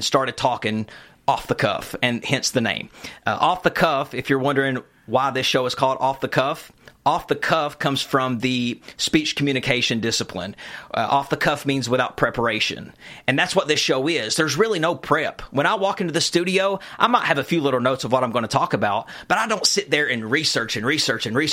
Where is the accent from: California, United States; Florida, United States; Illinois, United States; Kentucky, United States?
Kentucky, United States; Eastern; Growing up in Eastern Kentucky, I used to stay with my mama a lot